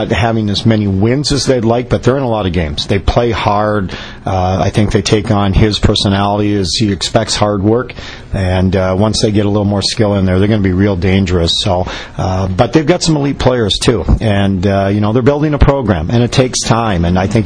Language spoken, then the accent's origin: English; Minnesota, United States; I grew up in Minnesota, played on a lot of outdoor ice